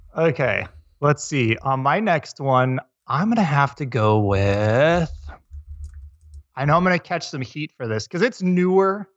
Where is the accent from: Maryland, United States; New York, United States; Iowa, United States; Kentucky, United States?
Iowa, United States; I grew up in Iowa, of all places